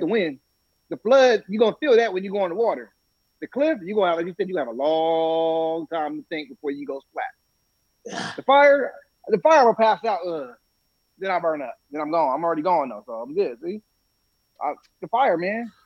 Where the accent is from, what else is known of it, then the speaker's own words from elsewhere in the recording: California, United States; I'm from Cali.